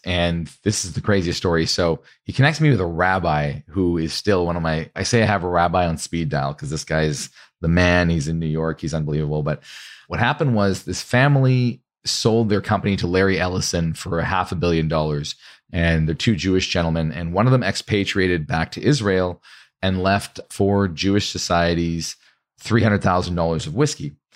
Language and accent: English; Canada; I'm actually Canadian